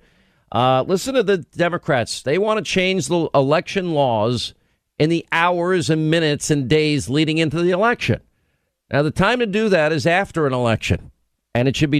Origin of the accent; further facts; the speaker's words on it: Franklin Square, New York, United States; I grew up in Franklin Square